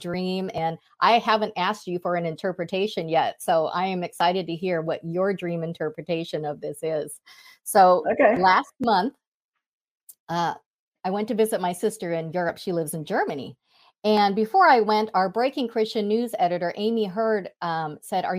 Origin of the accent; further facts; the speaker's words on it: Thailand; moved away; I'm from Asia, I'm from Thailand